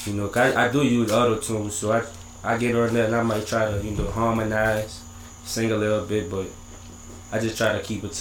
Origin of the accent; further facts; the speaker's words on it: New Orleans, Louisiana, United States; also born or lived in Slidell, Louisiana; I grew up in New Orleans and eventually moved to Slidell after Katrina